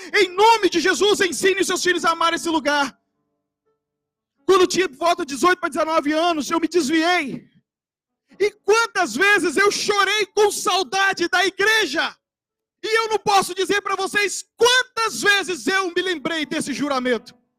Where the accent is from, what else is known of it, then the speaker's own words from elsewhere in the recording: interior of Bahia, Brazil; also born or lived in Vitória; Eu nasci em Vitória. E com dois, antes de fazer três anos, meu pai foi transferido para o interior da Bahia.